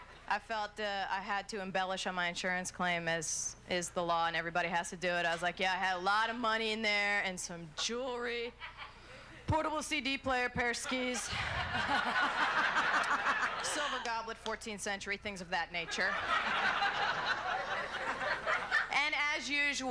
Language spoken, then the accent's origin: English; New Jersey, United States; I was born and raised in New Jersey.